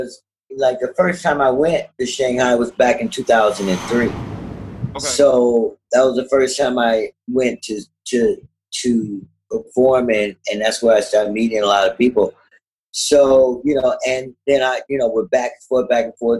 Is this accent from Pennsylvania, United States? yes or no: no; Berkeley, California, United States; I'm from California, Berkeley